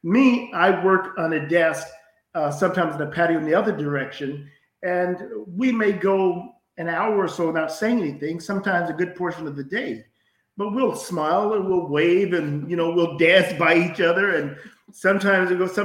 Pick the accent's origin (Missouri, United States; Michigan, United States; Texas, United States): Missouri, United States; I'm from Missouri